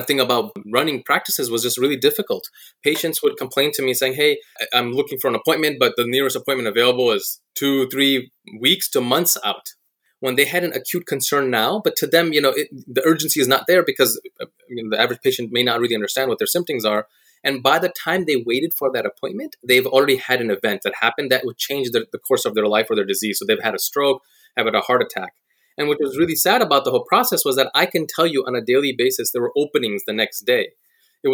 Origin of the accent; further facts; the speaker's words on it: Silicon Valley, California, United States; moved away as an adult; also born or lived in Michigan; I grew up on the West Coast in the Silicon Valley